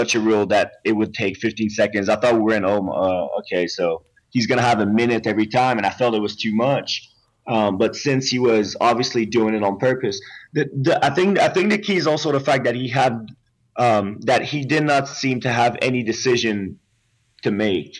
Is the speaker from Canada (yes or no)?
yes; Quebec, Canada; I'm from Quebec